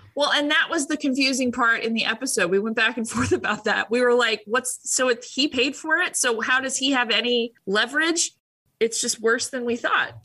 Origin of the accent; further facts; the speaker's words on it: Orange County, California, United States; moved away; I came from Orange County, and I think three girls I graduated with as a graduation gift were given breast implants